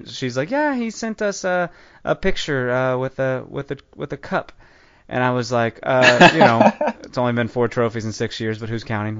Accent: Kansas City, United States; I'm from Kansas City

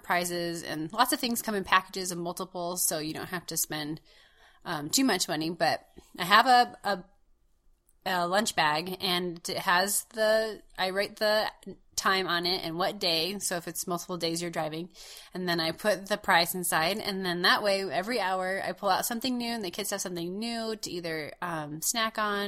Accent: West Coast, United States; also born or lived in Utah; now in Wisconsin, United States; growing up on the West Coast, we never went to the East Coast

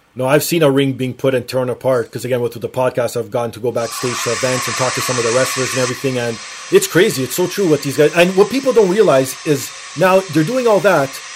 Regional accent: Portugal; now in Toronto, Canada; I'm Portuguese, so I'm from Portugal

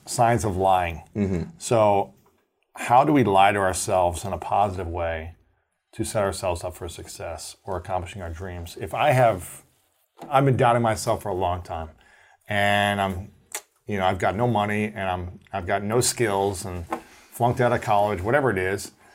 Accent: Ohio, United States; I'm from Ohio, and so we're the same age

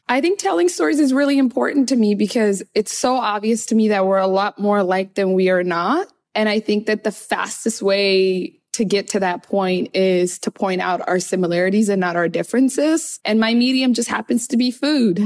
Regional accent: Seattle, Washington, United States; English is a second language; moved away as an adult; also born or lived in Somalia / Kenya; now in New York, United States; I felt very other growing up in Seattle.

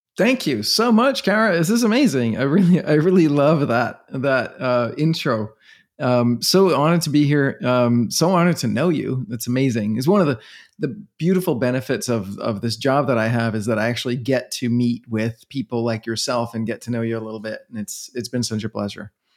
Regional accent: Denmark; moved away as an adult; now in New York City, United States; I'm from Denmark

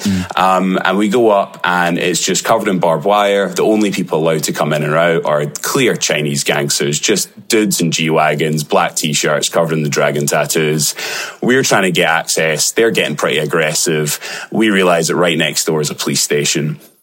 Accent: Glasgow, Scotland, United Kingdom; accent: Glaswegian; my Glaswegian accent

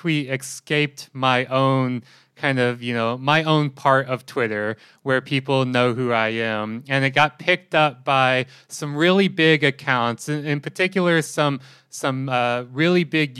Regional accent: Mississippi, United States; now in Melbourne, Australia; I'm currently living in Melbourne, Australia, but I am from Mississippi in the United States.

